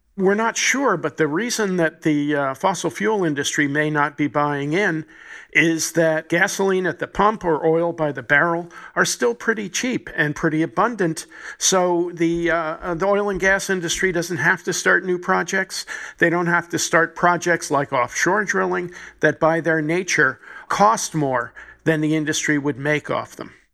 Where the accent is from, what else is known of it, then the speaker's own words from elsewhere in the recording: New Jersey, United States; my home state, my native state, New Jersey, Elizabeth, New Jersey